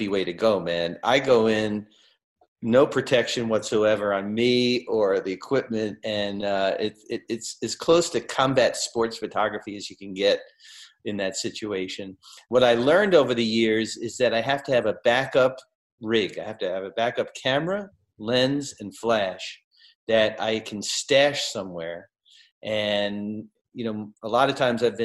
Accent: New York City, New York, United States; moved away as an adult; I grew up in Brooklyn.

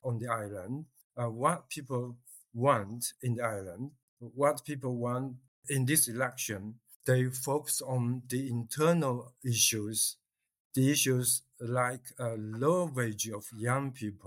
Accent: Fujian, China; moved away; it's my hometown.

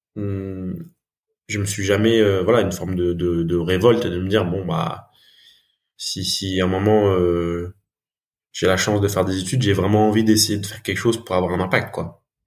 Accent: France; je suis franco-malgache. Donc j'ai grandi en France.

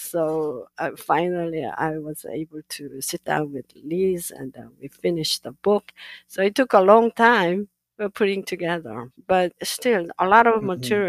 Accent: South Korea; now in United States; So I grew up in Korea, so I know about the Sijo

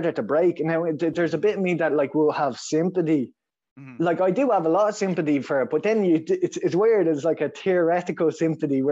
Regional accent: Dublin, Leinster, Ireland; accent: Dublin; I grew up in Dublin.

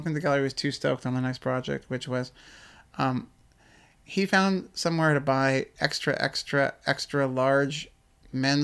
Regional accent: New York, United States; I'm from New York

